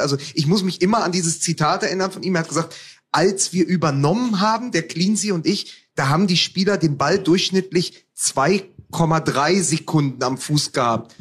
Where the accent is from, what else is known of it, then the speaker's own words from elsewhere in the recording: Berlin, Germany; ich als Berliner